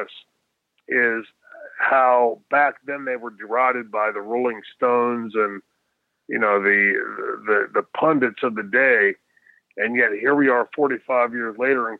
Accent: Pittsburgh, Pennsylvania, United States; growing up in Pittsburgh and in Pennsylvania, Sheetz

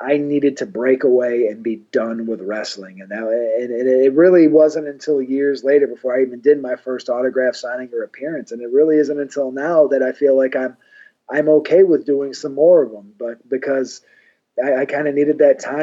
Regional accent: Syracuse, New York, United States; I'm from Syracuse. We're only 2 hours away

